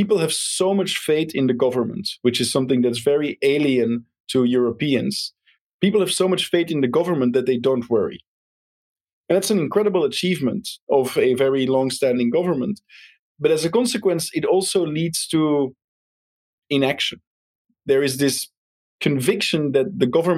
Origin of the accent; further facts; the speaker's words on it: Belgium; moved away; I'm originally from Belgium